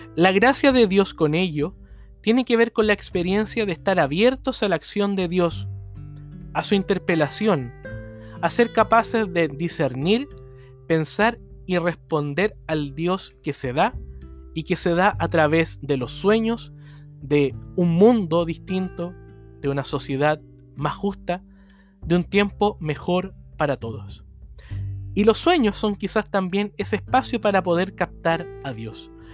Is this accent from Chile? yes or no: yes; Chile; como iglesia chilena